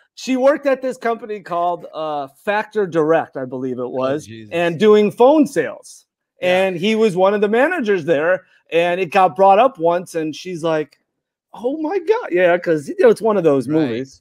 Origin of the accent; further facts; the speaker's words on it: Chicago, Illinois, United States; I grew up in Chicago